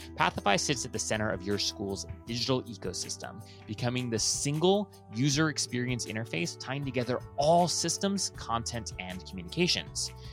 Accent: Hawaii, United States; I was born and raised in Hawaii

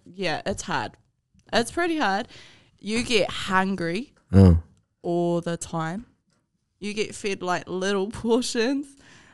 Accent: Flaxmere, Hawke's Bay, New Zealand; Well, I come from Highbury. I come from Highbury, Flaxmere and Rudders.

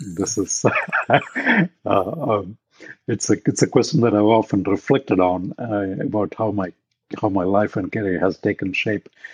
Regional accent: India; moved away as an adult; now in Silicon Valley, United States; I grew up in India. I did my undergrad, all that in India.

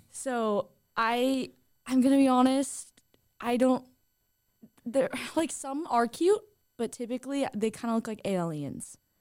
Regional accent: Southern California, United States; now in Idaho, United States; I am originally from Southern California, where In N Out is very popular

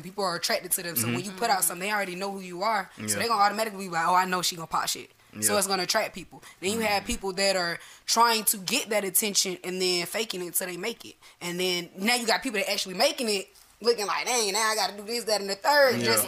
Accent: Atlanta, Georgia, United States; I grew up in Adamsville, you know. From the west side of Atlanta

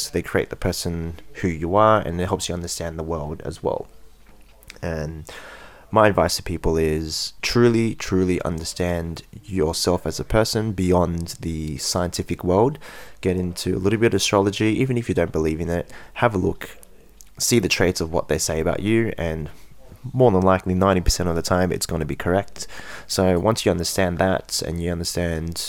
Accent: Australia; born and bred in Australia, so I'm Australian as fuck

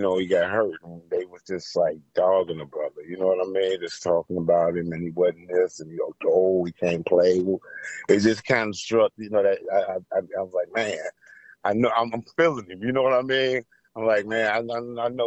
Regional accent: Cincinnati, Ohio, United States; moved away as an adult; now in Los Angeles, United States; I'm actually from Cincinnati, Ohio. I'm from Ohio

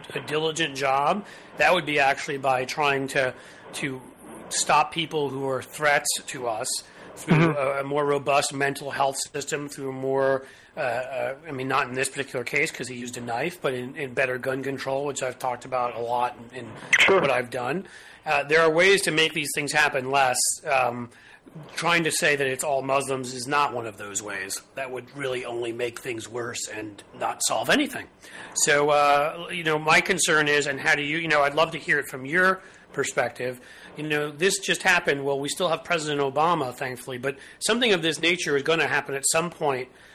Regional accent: New York City, New York, United States; now in Cincinnati, United States; I grew up in New York City.

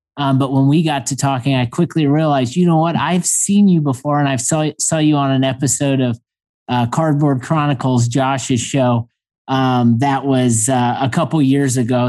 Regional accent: Indiana, United States; growing up in Indiana

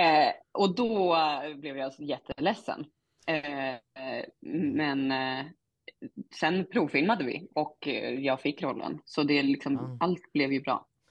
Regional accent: Norrland, Sweden; accent: Norrländska (Umemål); min norrländska

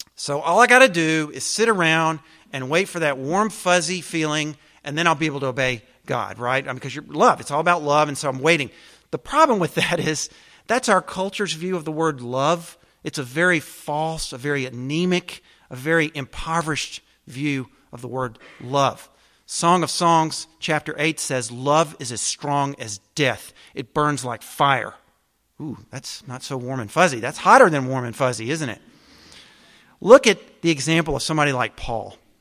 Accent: the South, United States; I'm a Southerner

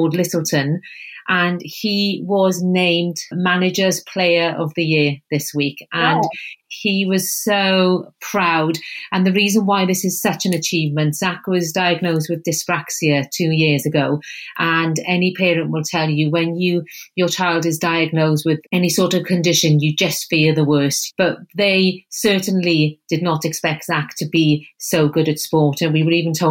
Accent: Wales, United Kingdom; accent: Welsh; you can probably tell by my accent that I'm Welsh

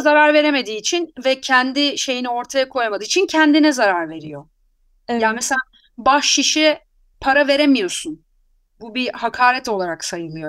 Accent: Anatolia, Turkey; ben Anadolu'da doğdum yani. Anadolu'da büyüdüm. Buralıyım

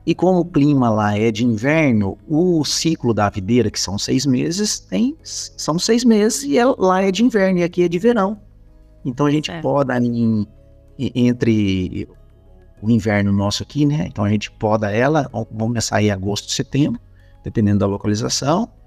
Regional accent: Espírito Santo do Pinhal, São Paulo, Brazil; Tá errado isso aqui, ó. Eu sou do Espírito Santo do Pinhal. Eu viajei.

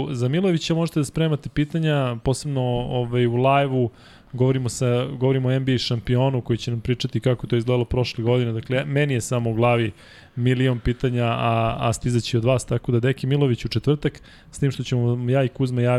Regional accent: Belgrade, Serbia; ja sam rođen u Beogradu 28.4.1982.

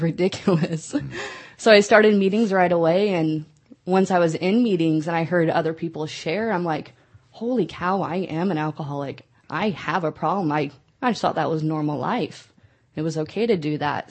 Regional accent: Nebraska, United States; moved away as an adult; now in California, United States; I am from the Midwest, from Nebraska

